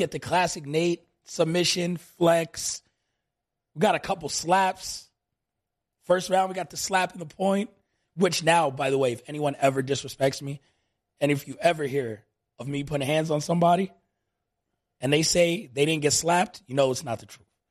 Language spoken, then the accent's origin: English; New York, United States; now in Las Vegas, United States; I grew up in New York, tons of Nigerian friends